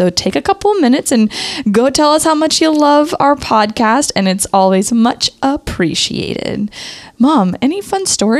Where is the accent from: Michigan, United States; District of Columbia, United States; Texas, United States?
Texas, United States; one of the biggest aha moments for me as a Texan